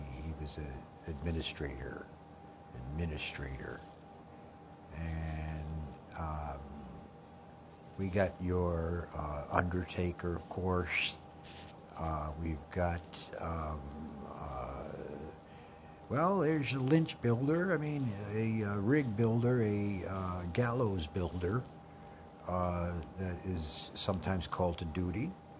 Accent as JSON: {"language": "English", "town": "South Fork", "region": "New York", "country": "United States", "tie": "born or raised there", "said": "in South Fork, the town that I live and have been from. I was born in New York City."}